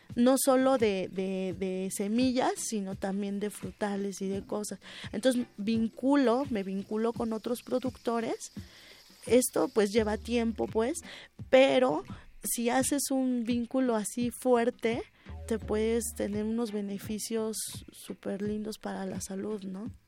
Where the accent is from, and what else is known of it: Mexico